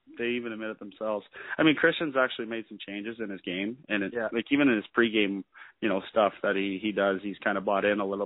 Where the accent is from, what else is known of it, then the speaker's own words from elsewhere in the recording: Peterborough, Ontario, Canada; me growing up in Peterborough, playing junior there